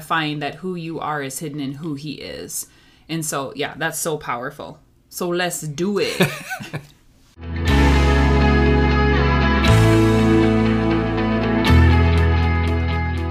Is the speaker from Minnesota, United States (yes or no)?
yes; Minnesota, United States; accent: Minnesotan; I grew up in Minnesota